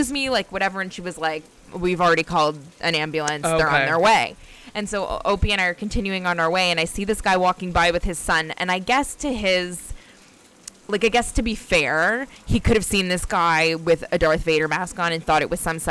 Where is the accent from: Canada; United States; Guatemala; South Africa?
Canada; ingrained in our culture and being Canadian